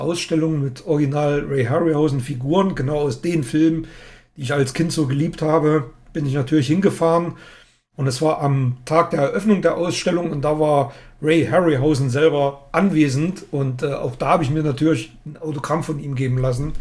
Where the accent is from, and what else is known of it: East Germany, Germany; born or raised there